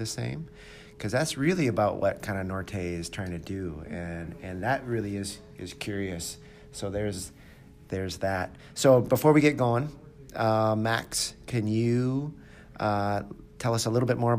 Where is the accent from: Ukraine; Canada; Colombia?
Canada; moved away; I grew up in Canada